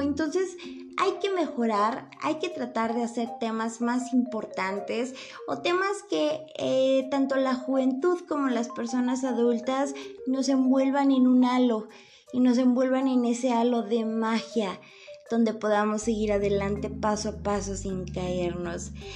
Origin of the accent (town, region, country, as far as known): Lagos de Moreno, Jalisco, Mexico; born or raised there; moved away